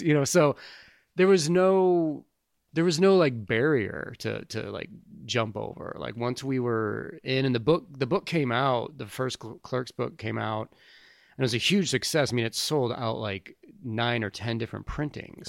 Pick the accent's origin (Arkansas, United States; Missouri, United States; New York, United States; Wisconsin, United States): Missouri, United States; St. Louis; moved away as an adult; also born or lived in Kansas City / Tempe, Arizona; I grew up in Saint Louis and I left there after high school when I was eighteen